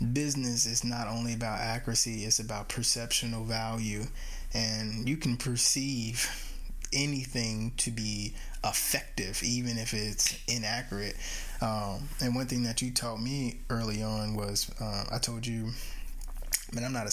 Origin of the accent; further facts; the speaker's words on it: United States; I'm American, and when I mean American, of course, I mean Indigenous American